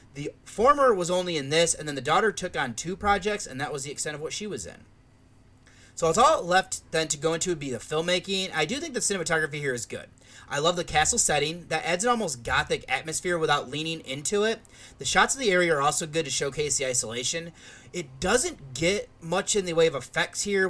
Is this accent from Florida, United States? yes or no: no; Michigan, United States; now in Columbus, United States; where I grew up in Michigan